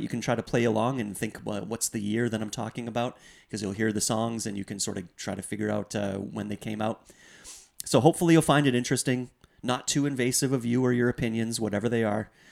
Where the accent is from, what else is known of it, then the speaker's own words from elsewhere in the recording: Canada; as Canadian citizens